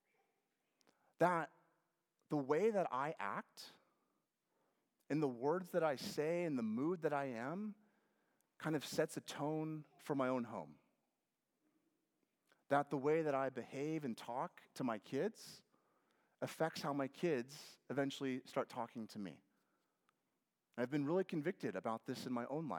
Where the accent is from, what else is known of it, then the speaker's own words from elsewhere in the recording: Lynden, Washington, United States; moved away; I grew up in Washington State